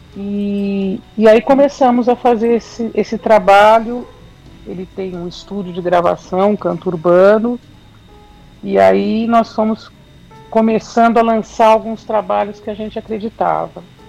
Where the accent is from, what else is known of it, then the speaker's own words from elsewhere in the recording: São Paulo, Brazil; Sim, sou de São Paulo, da capital, que paulistana.